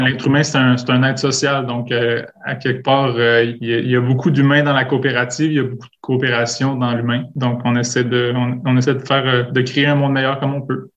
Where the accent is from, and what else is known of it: Montreal, Quebec, Canada; born or raised there; moved away as an adult; now in Quebec City, Canada